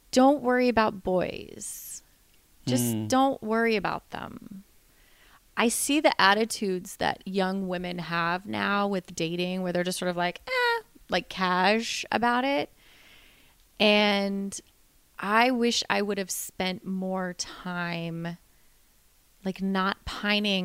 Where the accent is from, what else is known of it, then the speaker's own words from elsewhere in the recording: Florida, United States; moved away; I grew up in Florida